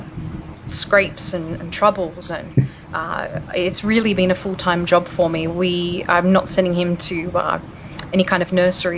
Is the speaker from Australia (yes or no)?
yes; Australia; moved away as an adult; also born or lived in California; now in Denver, United States; I'm an Aussie, I'm Australian, and I've lived in the States. This is my 13th year now.